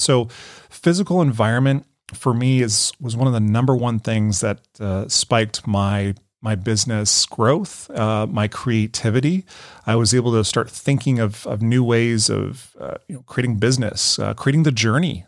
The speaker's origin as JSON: {"language": "English", "region": "Colorado", "country": "United States", "tie": "born or raised there", "also_born_or_lived": "Denver, Colorado", "moved": "as an adult", "lives_now": "Carlsbad, United States", "said": "I was born and raised in Colorado. You know, I was a Colorado boy."}